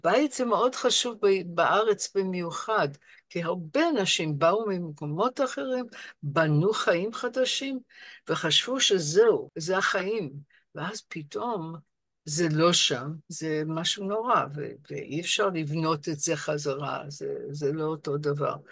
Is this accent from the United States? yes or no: yes; Rochester, New York, United States; Hebrew is a second language; moved away as an adult; also born or lived in London, United Kingdom; now in Israel; ואני גדלתי בעיר בשם רוצ'סטר, ניו יורק